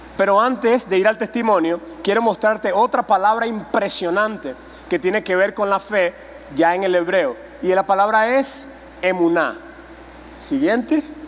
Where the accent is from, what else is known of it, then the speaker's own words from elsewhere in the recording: Venezuela; Yo vengo de Venezuela